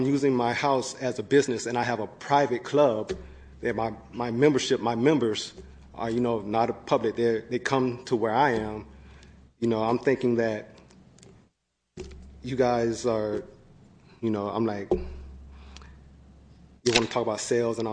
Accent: Georgia, United States; moved away as an adult; now in Sacramento, United States; I'm from Georgia. I moved here about 2.5 years ago, and I just recently moved to Sacramento in July.

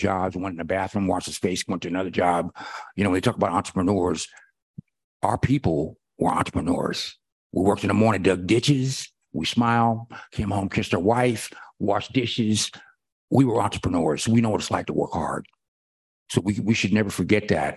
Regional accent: San Francisco, California, United States; I'm from Petrillo Hill

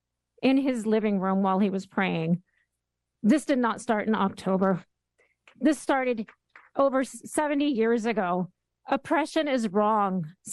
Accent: Bay Area, California, United States; I am born and raised in the Bay Area. I'm a Palestinian American. My father is a refugee from Palestine.

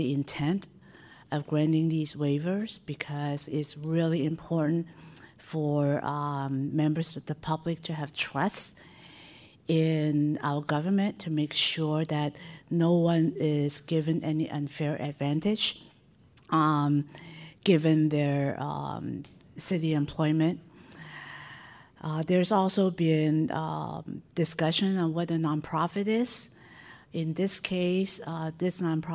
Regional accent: San Francisco, California, United States; I grew up in Chinatown and I still live near it

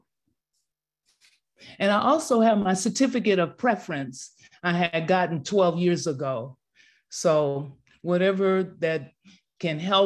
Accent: San Francisco, California, United States; now in Gambia; I was born and raised in San Francisco in 1954

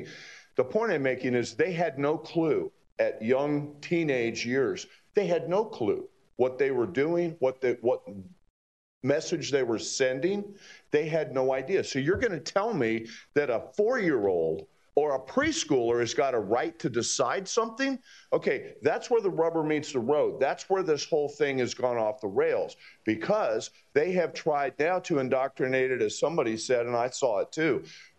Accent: Fort Lauderdale, Florida, United States; something that growing up in Fort Lauderdale, I saw from a very young age

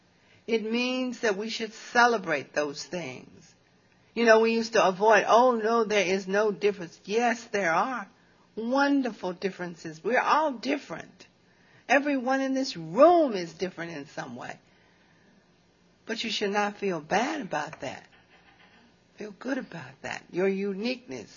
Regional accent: Smyrna, Tennessee, United States; accent: southern; moved away as an adult; now in St. Louis, United States; I was born in Nashville, Tennessee, a little town outside of Nashville, Smyrna, Tennessee. That's where I grew up. That's where I graduated from high school

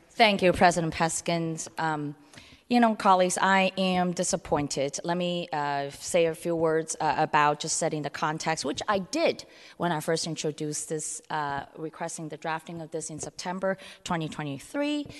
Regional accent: San Francisco, California, United States; also born or lived in Hong Kong; I was born in Hong Kong and grew up in San Francisco's Chinatown, North Beach

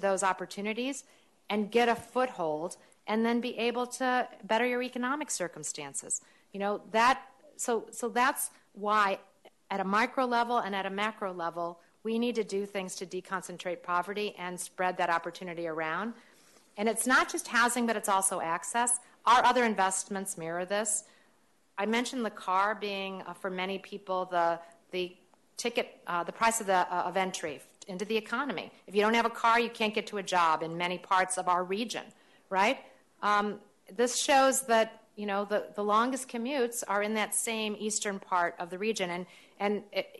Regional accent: St. Louis, Missouri, United States; moved away; my hometown of St. Louis

